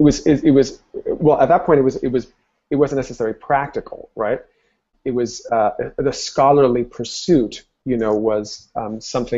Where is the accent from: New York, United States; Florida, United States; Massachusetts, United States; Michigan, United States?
Florida, United States; Miami; first language Spanish; English is a second language; I grew up in Miami, Florida. My family are Cuban immigrants